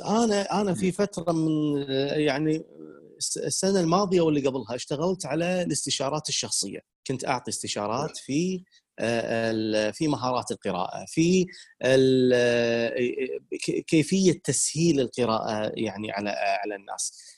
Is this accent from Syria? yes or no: no; Kuwait; عندنا بالكويت